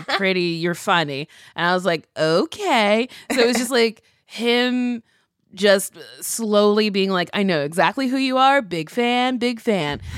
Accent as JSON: {"language": "English", "region": "New Jersey", "country": "United States", "tie": "born or raised there", "also_born_or_lived": "New York", "moved": "as an adult", "lives_now": "Los Angeles, United States", "said": "I grew up in Jersey, we would go to the city a lot"}